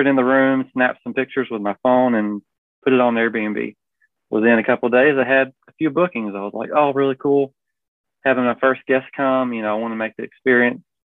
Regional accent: Prattville, Alabama, United States; now in Montgomery, United States; I grew up in Prattville, a large family

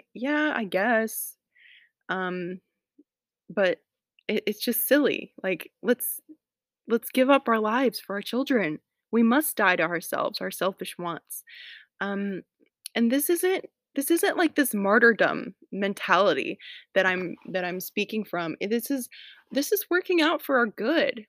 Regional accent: Atlanta, Georgia, United States; moved away as an adult; now in Tennessee, United States; I'm from Atlanta, don't live there anymore, I live in Tennessee now

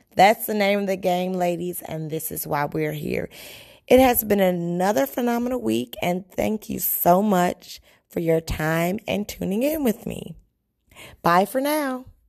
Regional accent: Chicago, Illinois, United States; I'm a Chicagoan in the United States

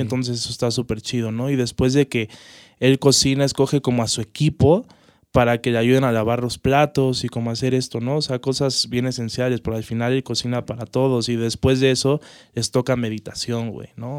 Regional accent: Mexico; cómo somos los mexicanos

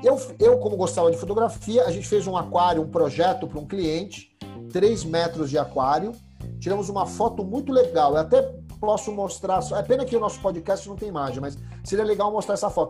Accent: Brazil; Eu falei, Brasil

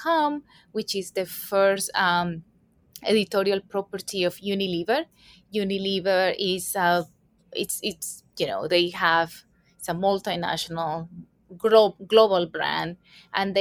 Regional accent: Colombia; moved away as an adult; now in New York City, United States; I was born and raised in Colombia, South America

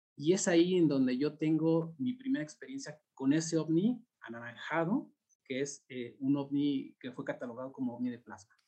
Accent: Mexico City, Mexico; yo crecí en el Ajusco

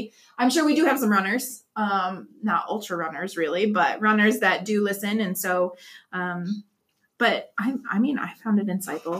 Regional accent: Canada; I'm the Canadian.

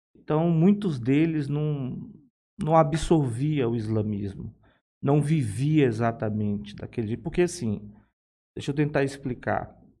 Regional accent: Fortaleza, Ceará, Brazil; accent: nordestino; moved away as an adult; E eu não sei se o meu sotaque já denunciou, mas eu sou nordestino. Eu, eu sou natural de Fortaleza. Ah, nasci em Fortaleza. Aos 19 anos eu, eu saí.

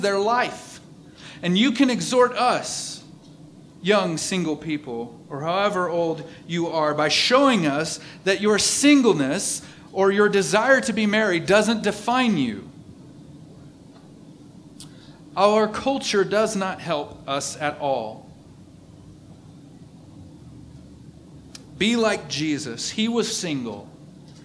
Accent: East Texas, United States; I'm from East Texas

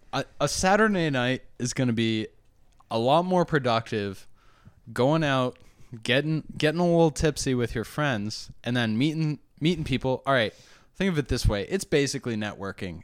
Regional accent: New Hampshire, United States; moved away; I also came from a, a, a small town, or, I mean, I'm from New Hampshire, too

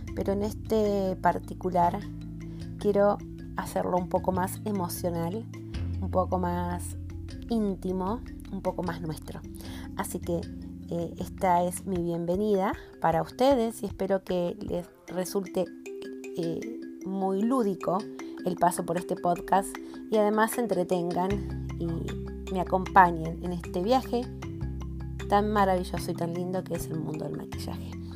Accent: Argentina; soy argentina

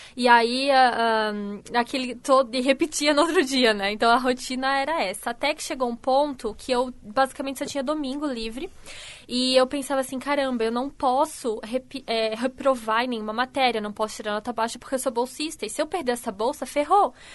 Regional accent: Canelinha, Santa Catarina, Brazil; moved away as an adult; also born or lived in Brusque; now in Criciúma, Brazil; eu nasci em Canelinha, uma cidadezinha bem pequenininha no norte do estado de Santa Catarina.

